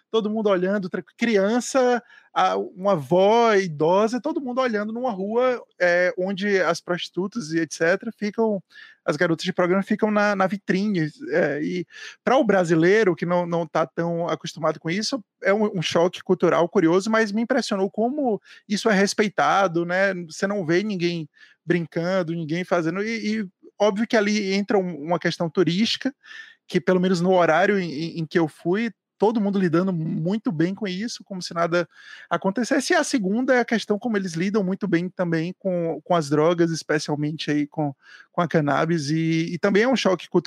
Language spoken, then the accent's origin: Portuguese; Brazil; é porque eu sou brasileira